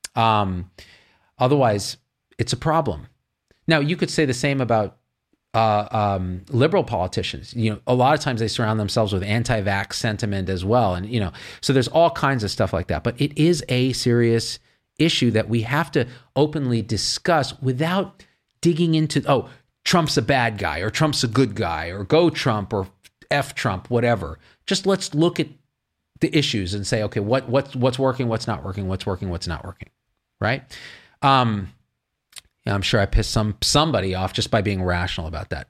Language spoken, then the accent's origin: English; Central Valley of California, United States; I grew up in the Central Valley of California, and all my friends talk like